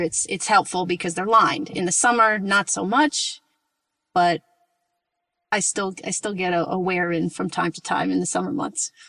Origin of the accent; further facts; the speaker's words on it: Rockland County, New York, United States; now in Portland, United States; Right outside the city, in the suburb, um, it's in Rockland County.